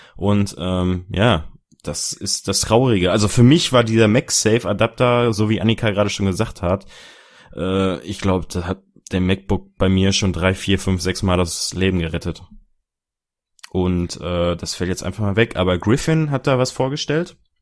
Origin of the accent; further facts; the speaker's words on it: Dortmund, North Rhine-Westphalia, Germany; Ich komme aus Dortmund